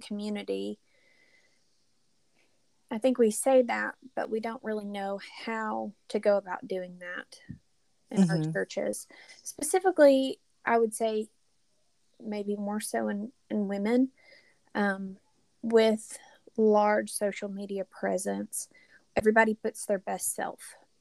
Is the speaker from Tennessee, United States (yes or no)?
yes; Knoxville, Tennessee, United States; moved away as an adult; now in Alabama, United States; I am originally from Knoxville, Tennessee, and am a transplant to the state of Alabama.